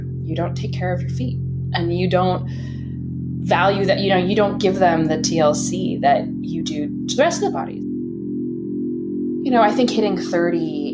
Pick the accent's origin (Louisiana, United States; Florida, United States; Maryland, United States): Maryland, United States; Bethesda; now in Brooklyn, United States; I'm from Washington, D.C., or just outside of that, in Bethesda